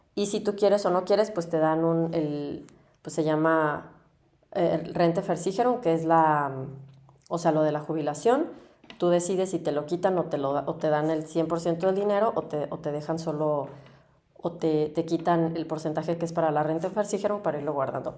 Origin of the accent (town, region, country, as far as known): Mexico; moved away as an adult; now in Germany